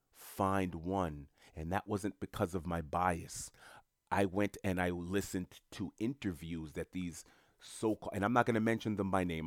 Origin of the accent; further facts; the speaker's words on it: New York City, New York, United States; now in Florida, United States; I'm from New York City.